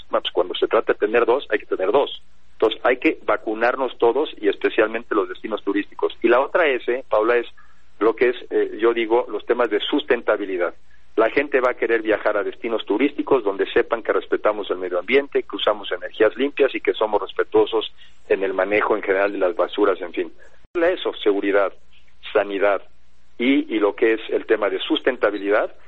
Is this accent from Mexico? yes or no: yes; Mexico; deberíamos de fijarnos como mexicanos